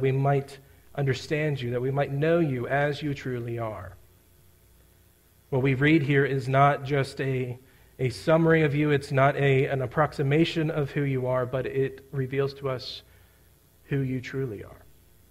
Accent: South Central Pennsylvania, United States; I'm growing up in South Central Pennsylvania

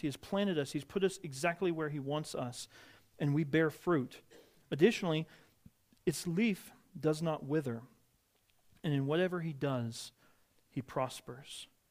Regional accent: Midwest, United States; moved away; I grew up in the Midwest

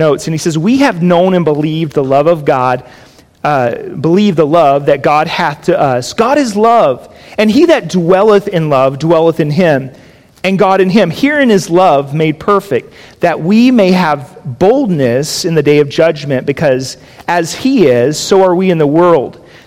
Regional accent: Jacksonville, Florida, United States; now in Las Vegas, United States; we grew up on a 4-acre parcel of property in Florida where I grew up in Jacksonville

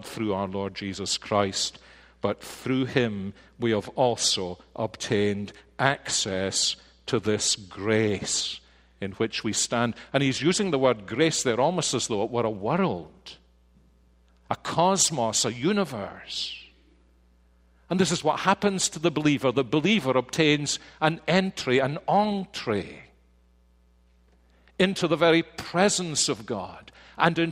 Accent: Scotland, United Kingdom; being Scottish

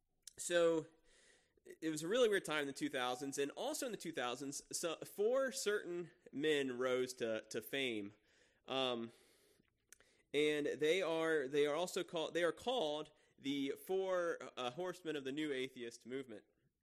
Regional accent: Walton, Kentucky, United States; And here I am from this, growing up in Walton, going to Walton Verona High School.

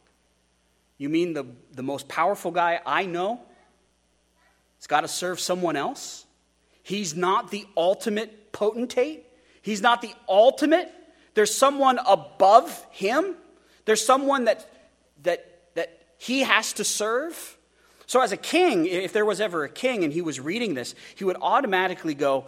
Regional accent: United States; We as Americans

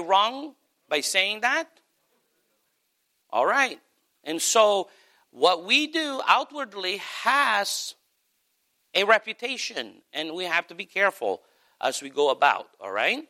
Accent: United States; also born or lived in Philippines; We absolutely come across as Americans

